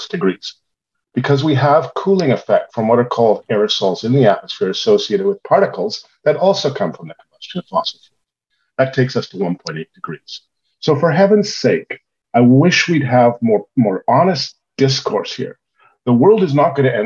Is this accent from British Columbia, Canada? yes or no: yes; Victoria, British Columbia, Canada; I grew up in Victoria